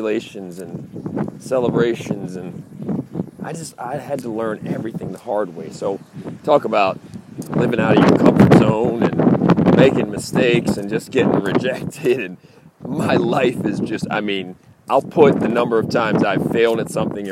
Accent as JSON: {"language": "English", "town": "Baltimore", "region": "Maryland", "country": "United States", "tie": "born or raised there", "said": "Growing up in Baltimore"}